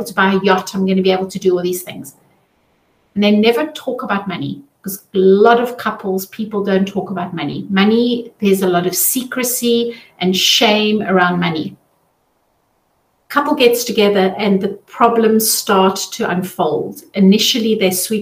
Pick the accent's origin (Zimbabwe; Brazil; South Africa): South Africa; now in Zurich, Switzerland; I'm originally from South Africa